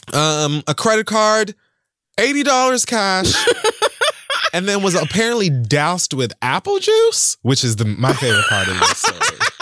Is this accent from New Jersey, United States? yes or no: no; Miami, Florida, United States; growing up in Miami